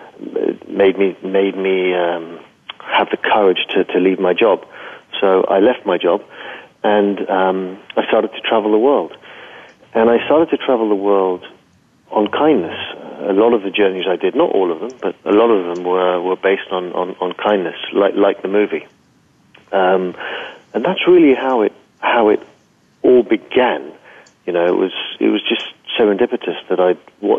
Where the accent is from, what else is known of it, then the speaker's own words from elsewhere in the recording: London, United Kingdom; moved away; I grew up in London